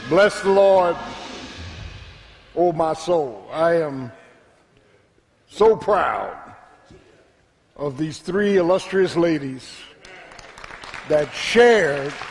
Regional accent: Philadelphia, Pennsylvania, United States; My 17 years growing up in South Philadelphia

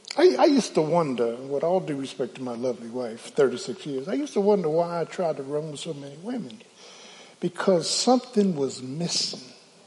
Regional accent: Philadelphia, Pennsylvania, United States; Can I get a witness? Yeah, I'm from Philly.

